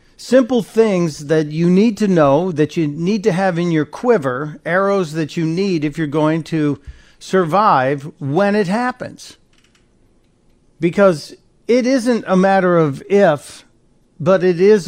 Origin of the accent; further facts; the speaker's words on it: Chicago, Illinois, United States; I grew up on the south side of Chicago, and then my family moved to the near north suburbs